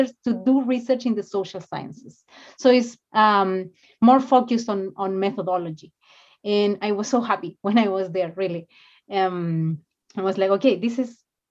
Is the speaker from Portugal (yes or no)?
no; San Carlos, Ñuble, Chile; English is a second language; moved away as an adult; also born or lived in Concepción, Chile / Austin, Texas, United States; now in Santiago, Chile; I'm from San Carlos, which is a very small town, an hour away from Concepcion